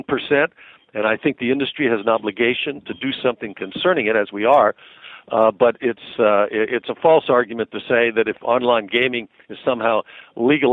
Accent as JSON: {"language": "English", "region": "Nevada", "country": "United States", "moved": "as an adult", "lives_now": "Washington, United States", "said": "I'm originally from Nevada"}